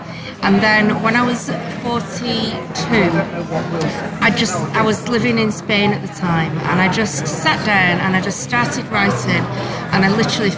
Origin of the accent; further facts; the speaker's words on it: Bolton, North West England, United Kingdom; I grew up in Bolton.